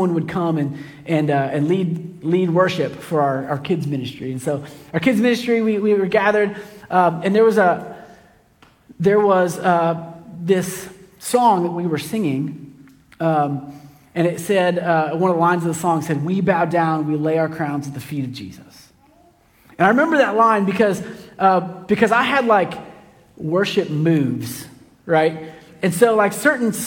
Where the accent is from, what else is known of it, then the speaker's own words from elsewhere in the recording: Kansas City, United States; I grew up in Kansas City, and in my church in Kansas City, when I was a little kid